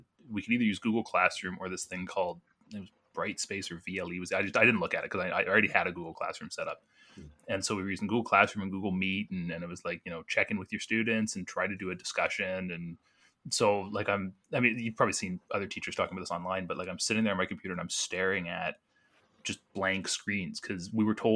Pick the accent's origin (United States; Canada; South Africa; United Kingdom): Canada; Burlington, Ontario; moved away; I'm actually from Burlington. And So my family is down there